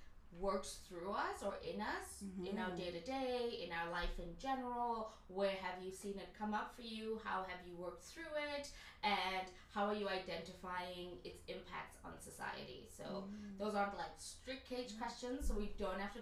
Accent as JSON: {"language": "English", "country": "South Africa", "said": "I'm also from South Africa."}